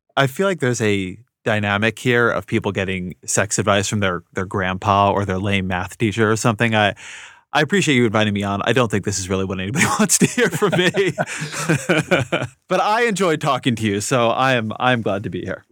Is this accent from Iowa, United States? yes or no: no; California, United States; moved away as an adult; also born or lived in Washington, D.C. / Bay Area; I grew up in California, and then I lived in D C for a long time, and then came back to the, the Bay Area for, for four or five years